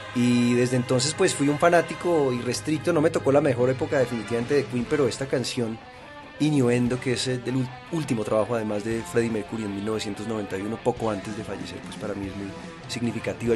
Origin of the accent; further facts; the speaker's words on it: Bogotá, Colombia; Yo soy bogotano de primera generación.